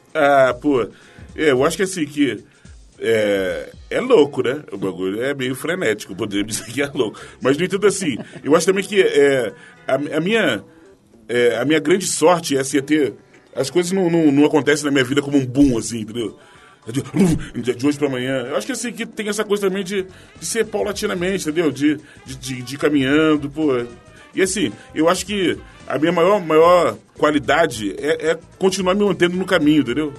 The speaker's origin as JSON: {"language": "Portuguese", "region": "Rio de Janeiro", "country": "Brazil", "tie": "born or raised there", "said": "eu nasci no Morro de São José, né, em Madureira"}